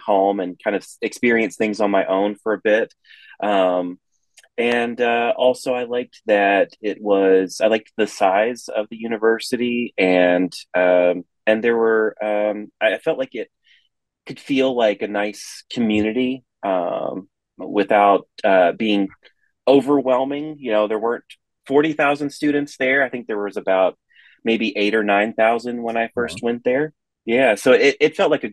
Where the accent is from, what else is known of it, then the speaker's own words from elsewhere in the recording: East Tennessee, United States; So I was born in the Middle Tennessee area. We lived in East Tennessee from I was age 4, and then we left when I was 14, and we came back to Middle Tennessee.